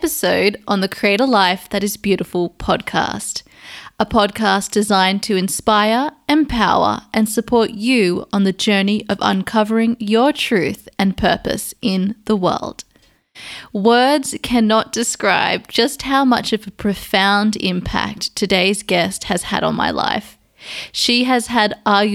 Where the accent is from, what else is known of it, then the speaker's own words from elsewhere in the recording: Sydney, New South Wales, Australia; my hometown in Sydney, Australia